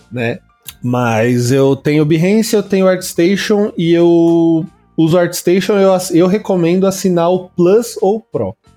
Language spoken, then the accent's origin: Portuguese; Santo André, São Paulo, Brazil; eu falo de São Paulo porque eu sou de Santo André, mas é São Paulo